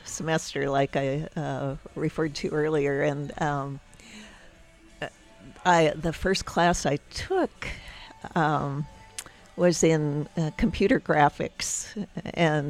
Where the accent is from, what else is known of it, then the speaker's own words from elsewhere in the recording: Ohio, United States; also born or lived in Texas; now in Ogden, United States; I grew up in Ohio, Texas and Ohio, so I moved to Utah in the 70s